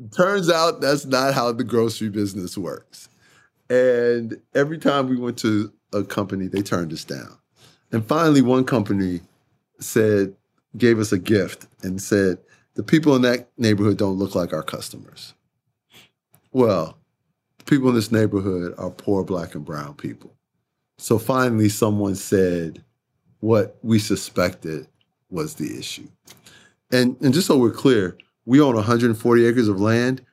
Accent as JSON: {"language": "English", "town": "Chicago", "region": "Illinois", "country": "United States", "tie": "born or raised there", "said": "I grew up in Chicago. I'm a big city man"}